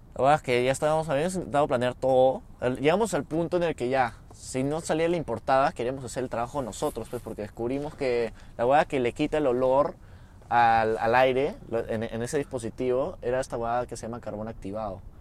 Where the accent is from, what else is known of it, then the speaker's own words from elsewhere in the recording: Peru; Somos de Perú.